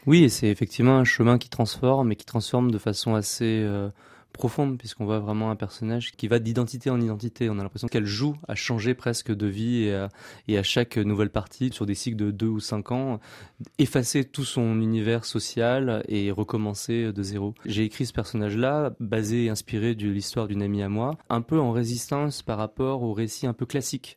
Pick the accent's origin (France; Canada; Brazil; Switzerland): France; je suis né en France de parents cambodgiens